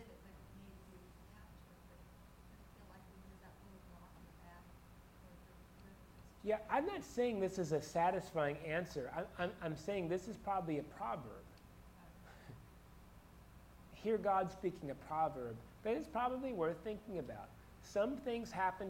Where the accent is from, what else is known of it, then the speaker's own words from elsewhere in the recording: Florida, United States; moved away; I grew up in Florida